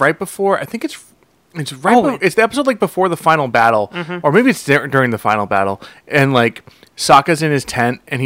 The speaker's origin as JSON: {"language": "English", "country": "United States", "said": "I'm American"}